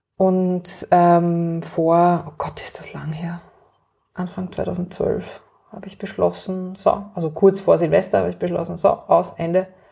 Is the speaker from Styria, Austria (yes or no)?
no; Vienna, Austria; ich bin aufgewachsen in Wien